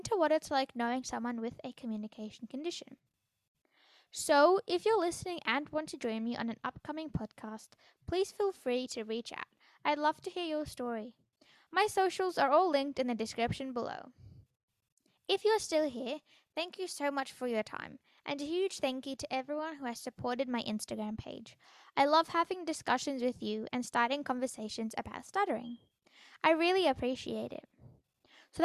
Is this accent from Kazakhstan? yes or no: no; Australia; I am an Aussie teen